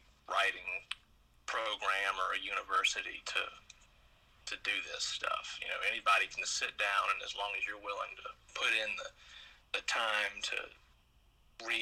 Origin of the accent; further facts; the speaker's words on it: Brandon, Mississippi, United States; also born or lived in Jackson; I've lived in Brandon for the majority of my life